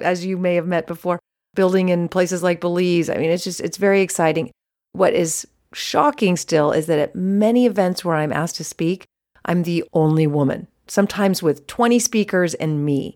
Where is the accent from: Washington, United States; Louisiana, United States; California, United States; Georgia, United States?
California, United States; Menlo Park; I was born and raised in Menlo Park, which is the center and heart of the Silicon Valley